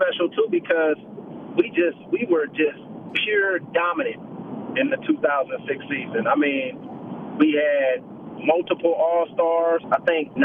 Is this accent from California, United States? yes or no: yes; Oakland, California, United States; moved away as an adult; also born or lived in Vancouver; I'm born and raised in Oakland, California